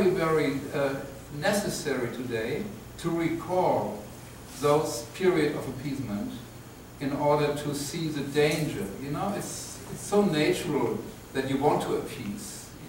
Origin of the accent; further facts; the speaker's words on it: Germany; I'm from Germany